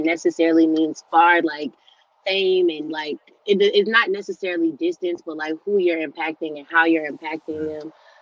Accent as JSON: {"language": "English", "region": "Georgia", "country": "United States", "tie": "born or raised there", "also_born_or_lived": "Cleveland, Ohio", "said": "I'm originally from Cleveland, Ohio, but I've been in Georgia my whole life. So yeah, I guess I'm from Georgia"}